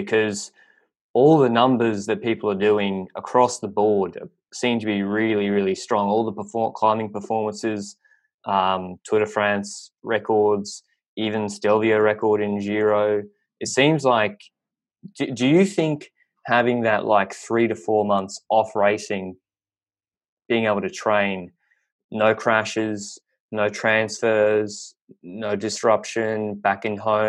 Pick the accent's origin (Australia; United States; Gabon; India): Australia; accent: thick Australian; I know my Australian accent is like a lot of people don't understand me that well. My thick accent